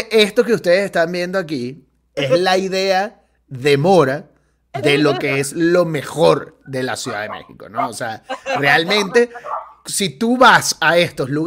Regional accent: Caracas, Capital District, Venezuela; Ah, mira, soy caraqueño de la cota 905.

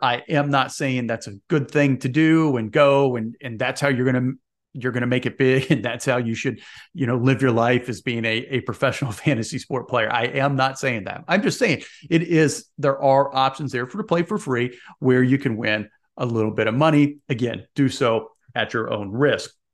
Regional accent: Indianapolis, Indiana, United States; I'm an Indiana guy. I grew up in Indianapolis

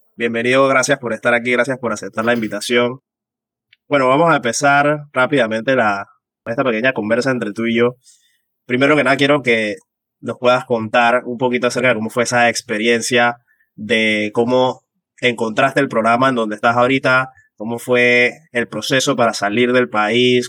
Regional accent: Panama; moved away as an adult; now in United Kingdom; desde que salí de Panamá

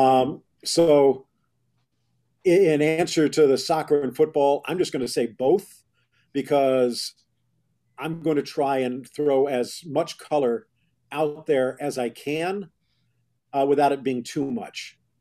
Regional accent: Miami, Florida, United States; also born or lived in Dallas; Growing up in Miami back then, there really wasn't that much there

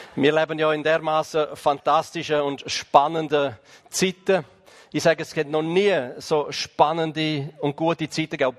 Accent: Graubünden, Switzerland; Ich komme ja aus dem Kanton Graubünden

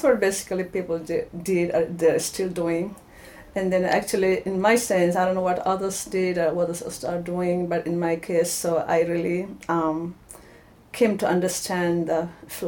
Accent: Nepal; moved away as an adult; also born or lived in South Carolina, United States / Atlanta, United States; now in Northern Virginia, United States; I'm originally from Nepal. I grew up in a very religious family

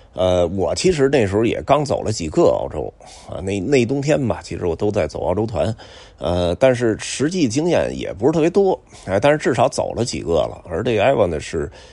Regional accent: China; 我中国的

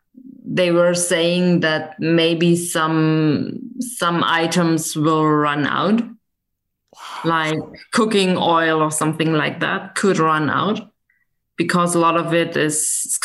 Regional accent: West Germany, Germany; moved away as an adult; now in East Germany, Germany; I'm living in East Germany right now, and I grew up in West Germany

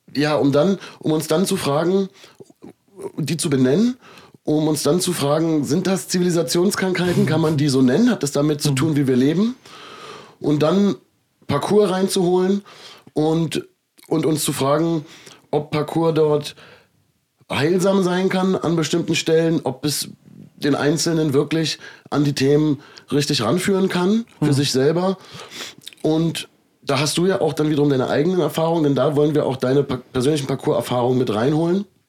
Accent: Germany; Ich bin ja in Deutschland aufgewachsen

